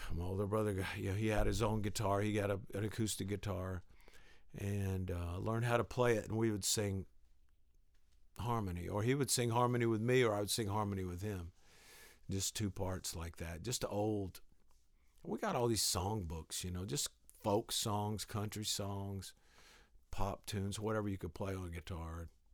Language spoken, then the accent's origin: English; the South, United States; I grew up in the South